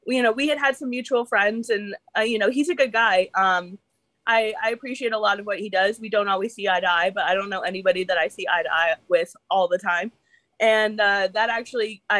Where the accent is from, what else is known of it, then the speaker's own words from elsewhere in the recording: New York, United States; I'm from New York